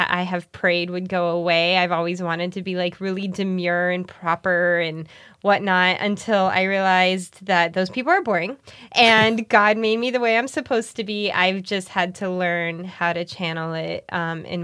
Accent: Miami, Florida, United States; Growing up in Miami?

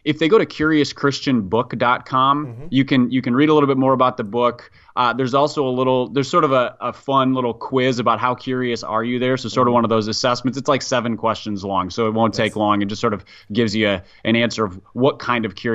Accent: Minneapolis, Minnesota, United States; I grew up in Minneapolis

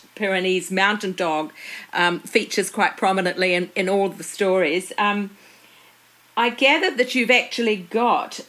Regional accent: New Zealand

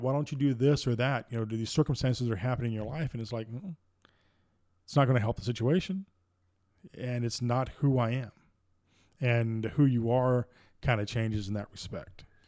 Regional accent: Deep South, United States; growing up in the Deep South

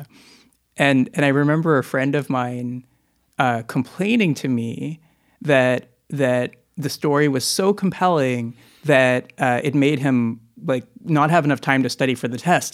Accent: Midwest, United States; moved away; also born or lived in Boston; growing up in the Midwest

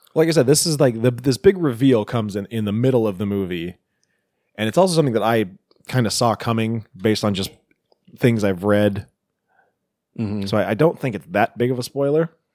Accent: Enumclaw, Washington, United States; I'm from Enumclaw

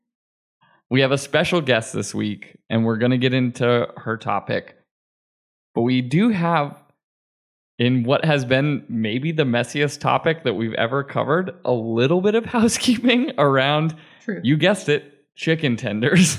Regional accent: Manchester, New Hampshire, United States; my hometown of Manchester, New Hampshire

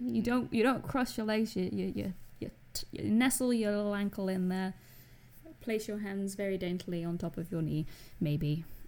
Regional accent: Scotland, United Kingdom; I'm Scottish

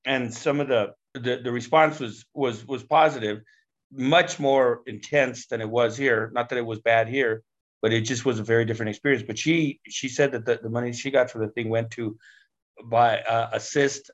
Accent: Denver, Colorado, United States; I grew up in Denver's West Side Barrio

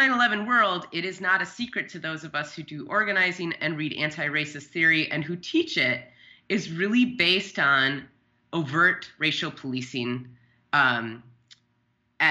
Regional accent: Wisconsin, United States; now in Minnesota, United States; my hometown in the highest unemployed county in Wisconsin with 1,200 people

